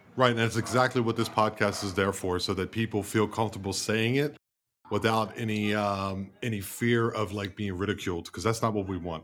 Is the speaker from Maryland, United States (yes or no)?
yes; Baltimore, Maryland, United States; moved away; also born or lived in Germany; I'm from Baltimore, Maryland originally